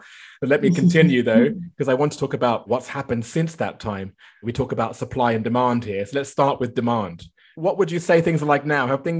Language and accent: English; London, United Kingdom; now in Shanghai, China; My hometown is not far from that in northwest London.